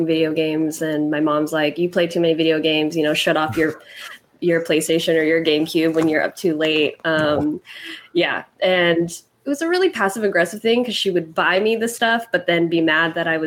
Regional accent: Fairfield, California, United States; I grew up in Fairfield, which is halfway between San Francisco and Sacramento, right in between

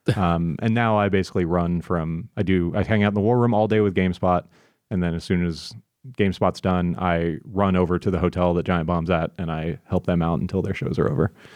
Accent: Florida, United States; I'm from Florida

